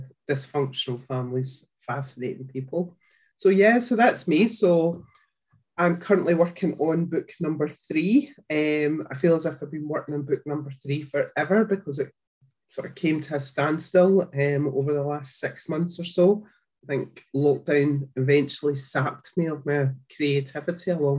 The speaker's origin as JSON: {"language": "English", "town": "Glasgow", "region": "Scotland", "country": "United Kingdom", "said": "you might have guessed by the accent that I'm from Scotland. I live in a small town just outside of Glasgow"}